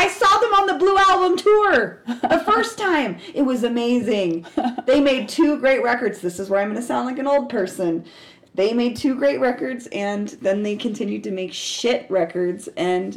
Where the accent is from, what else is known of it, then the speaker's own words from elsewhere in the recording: Denver, Colorado, United States; also born or lived in New York City; I grew up in Denver